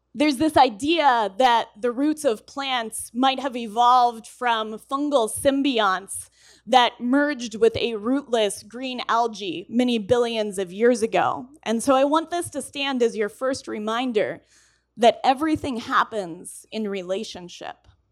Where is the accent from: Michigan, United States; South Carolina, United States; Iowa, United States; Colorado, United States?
Colorado, United States; I'm from Colorado